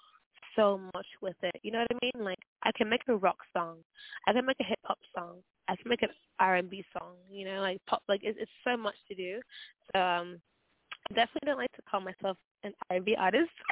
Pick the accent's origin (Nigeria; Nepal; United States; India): Nigeria; I'm actually a Nigerian